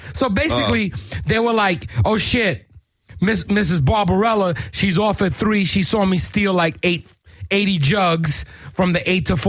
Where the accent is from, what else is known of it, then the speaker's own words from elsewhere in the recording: New York, United States; Yo, I'm from New York, G.